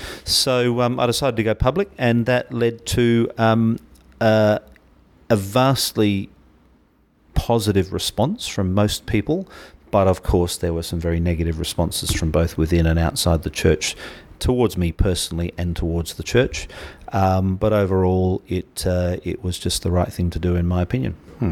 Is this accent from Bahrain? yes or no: yes; Bahrain; I was born in the Middle East. I had an English father who was drilling for oil, an American mother who was working in a hospital in a place called Bahrain.